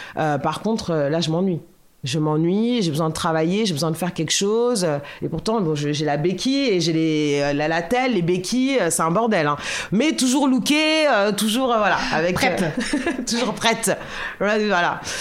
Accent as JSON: {"language": "French", "town": "Boulogne", "country": "France", "tie": "born or raised there", "said": "je suis née à Boulogne, euh, et donc j'ai grandi à Boulogne"}